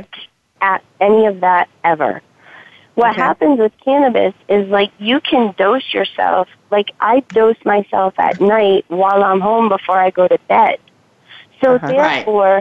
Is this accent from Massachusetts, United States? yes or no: yes; Massachusetts, United States; now in California, United States; I'm from Massachusetts. I'm in California now, but where I was living